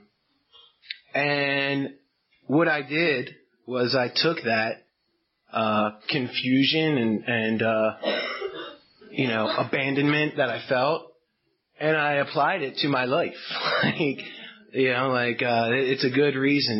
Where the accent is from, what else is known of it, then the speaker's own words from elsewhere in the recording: Baltimore, Maryland, United States; now in Westminster, United States; I'm from Baltimore, Maryland. I live out in Westminster now. So, when I go out of town, I say I'm from Baltimore because nobody knows Westminster.